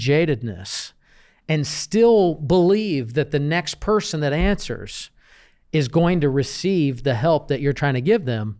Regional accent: Jordan; Yeah. I was born and raised in Jordan.

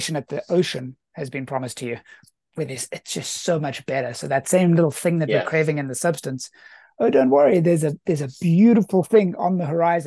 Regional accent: South Africa; being South African

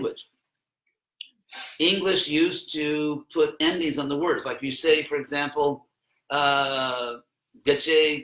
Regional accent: Los Angeles, California, United States; I was actually born in Los Angeles

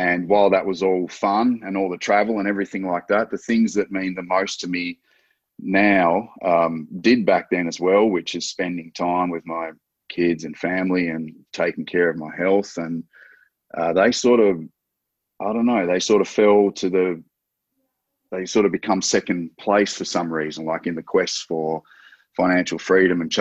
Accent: Australia; I'm an Australian, so I'm Australian based

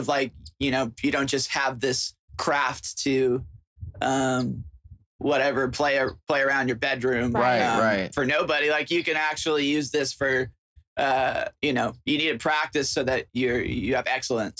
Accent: Puyallup, Washington, United States; moved away as an adult; also born or lived in Seattle, Washington / Florida; I grew up in a little town called Puyallup, Washington

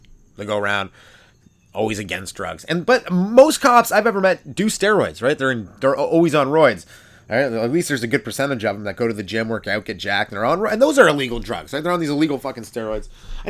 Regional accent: England, United Kingdom; We are the English.

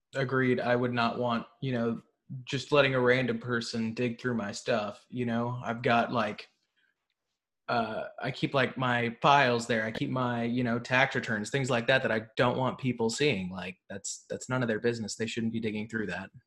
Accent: Tarrant County, Texas, United States; moved away; I'm from Tarrant County originally

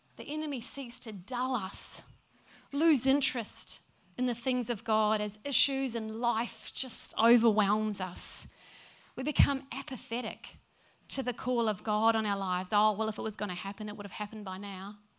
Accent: New Zealand; now in Brisbane, Australia; Being a Kiwi

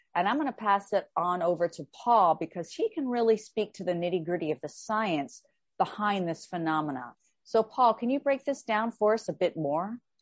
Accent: Texas, United States; I am from the South here in the United States

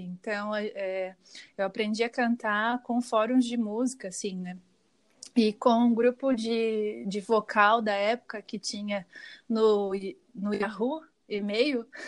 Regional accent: Joinville, Santa Catarina, Brazil; moved away; Joinville, onde eu morava, né, onde eu cresci.

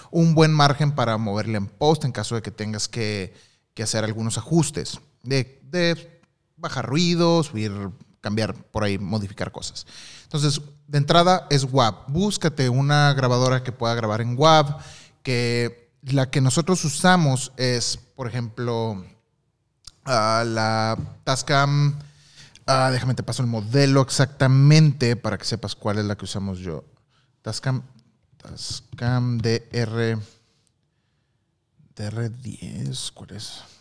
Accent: Tabasco, Mexico; son trabajillos que he estado haciendo este que van saliendo acá en mi pueblo. Saludos desde Tabasco.

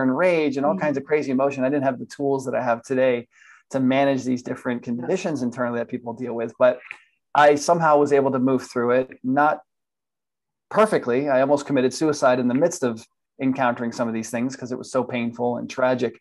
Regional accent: Miami, Florida, United States; moved away as an adult; now in Atlanta, United States; I was born in Miami, Florida, and I spent pretty much 40 years in Florida growing up. And I'm now currently in Atlanta, Georgia

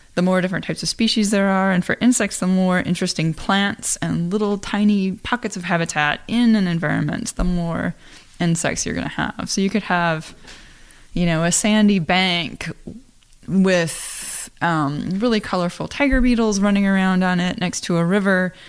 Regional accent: Iowa, United States; I am from Iowa you know I have family that farm

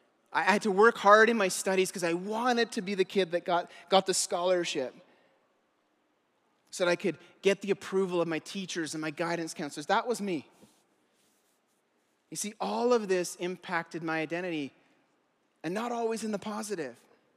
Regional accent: Eastern Canada, Canada; I grew up in Eastern Canada. It was all these small fishing villages.

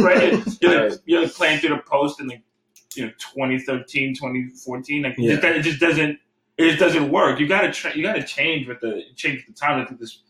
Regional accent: New Jersey, United States; I'm from Jersey

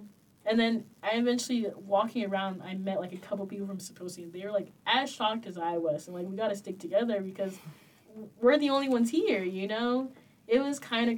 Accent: United States; my parents are from Haiti, I'm from American

